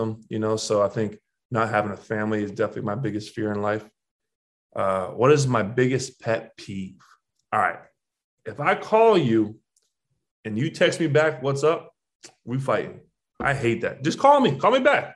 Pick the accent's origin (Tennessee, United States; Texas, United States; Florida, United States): Florida, United States; Jupiter; moved away as an adult; now in New York, United States; I was a kid born and raised in Jupiter, Florida